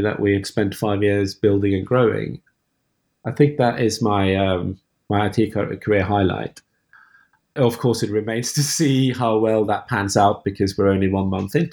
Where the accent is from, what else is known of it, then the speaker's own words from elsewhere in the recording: Norway; moved away; also born or lived in France; I'm from Norway originally.